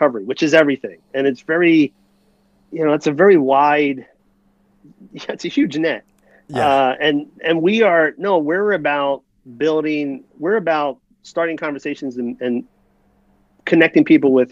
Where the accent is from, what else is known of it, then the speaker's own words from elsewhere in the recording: New Jersey, United States; I'm from New Jersey.